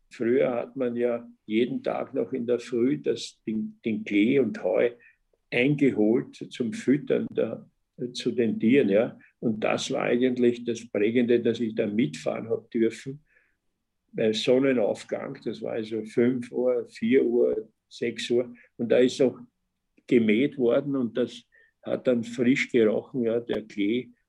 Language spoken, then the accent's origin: German; Ratzersdorf, Lower Austria, Austria; Ja, ich bin in Ratzersdorf aufgewachsen.